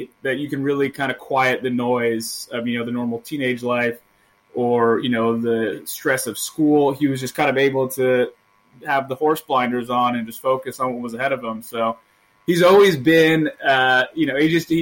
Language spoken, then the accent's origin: English; Northern California, United States; we're from Northern California